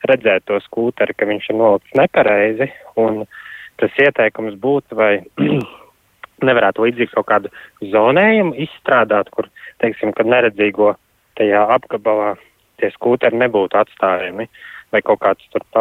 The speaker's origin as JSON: {"language": "Latvian", "region": "Riga", "country": "Latvia", "said": "es pats esmu no Juglas"}